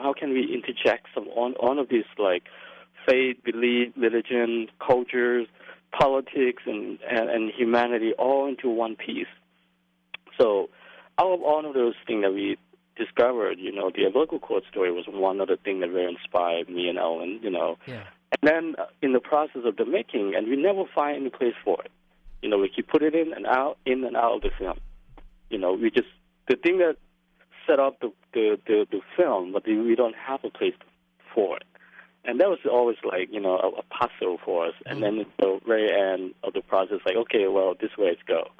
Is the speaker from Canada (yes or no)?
no; Laos; also born or lived in Brooklyn, New York; now in New York City, United States; I came from Laos